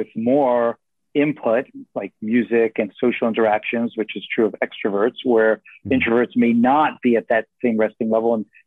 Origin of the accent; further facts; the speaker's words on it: New York City, New York, United States; now in San Francisco, United States; I live right in the heart of San Francisco. I grew up in New York City